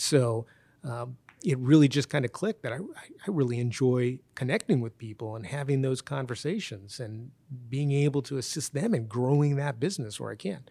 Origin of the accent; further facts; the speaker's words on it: United States; I was born in the United States, my wife was born in the United States, and my kids were born in the United States